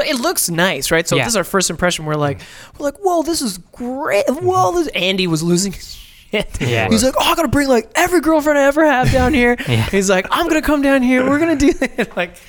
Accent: Ottawa, Ontario, Canada; growing up in Ottawa

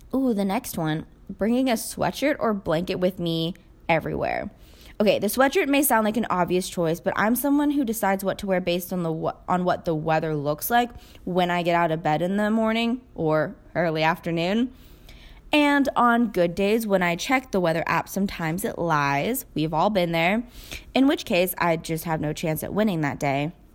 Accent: United States; I'm Asian American, so I've grown up watching them

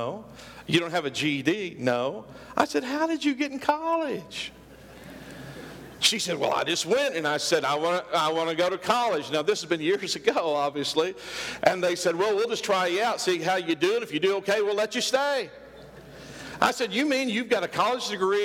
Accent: Oklahoma, United States; we are hicks from Oklahoma. We lived way out in the country.

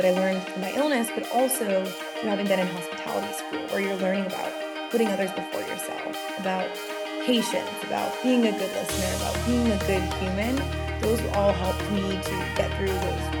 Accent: Massachusetts, United States; I did. I grew up just outside of Cape Cod.

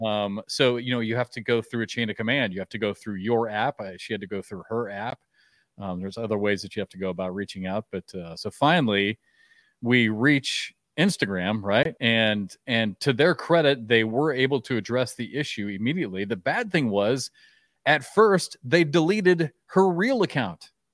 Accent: Iowa, United States; I grew up in Iowa

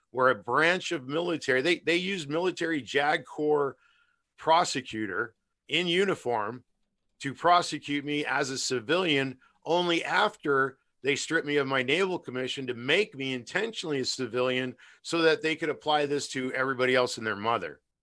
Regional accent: United States; I'm an American

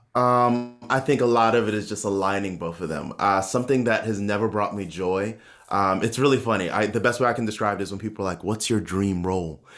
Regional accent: Baltimore, Maryland, United States; moved away as an adult; also born or lived in Hong Kong; now in New York, United States; my hometown of Baltimore.

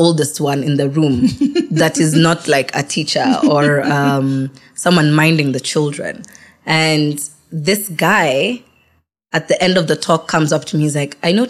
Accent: Nairobi, Kenya; also born or lived in Malaysia; I came back to Nairobi.

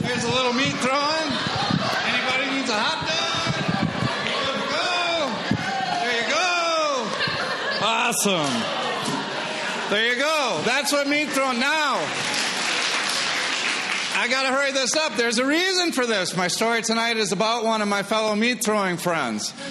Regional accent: Appleton, Wisconsin, United States; I'm from Appleton.

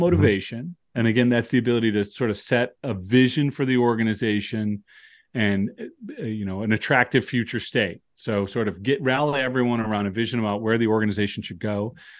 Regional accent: United States; I'm an American

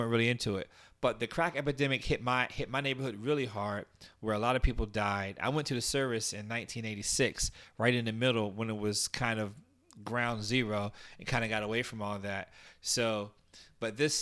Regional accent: Washington, District of Columbia, United States; including my inner city, which was Washington, D.C. For those of you who don't know, I was raised right on Capitol Hill

